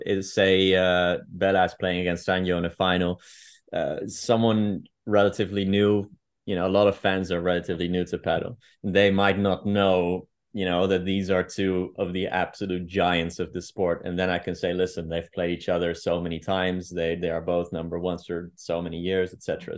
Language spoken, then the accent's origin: English; Amsterdam, North Holland, Netherlands; English is a second language; moved away as an adult; also born or lived in Gloucestershire, United Kingdom; now in Madrid, Spain; I grew up in, um, in Amsterdam, um, for the majority of my life